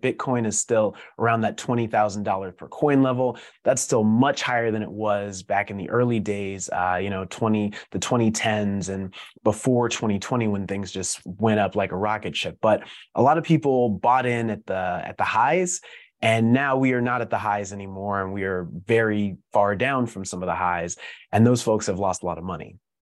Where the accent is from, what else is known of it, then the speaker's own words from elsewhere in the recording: Denver, Colorado, United States; moved away; growing up kinda in the middle of the country, I'm originally from Denver